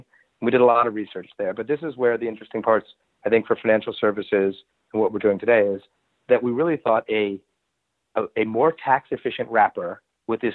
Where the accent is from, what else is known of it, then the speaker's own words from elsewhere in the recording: New York City, New York, United States; also born or lived in New Orleans; in New Orleans, but grew up most of my life in New York City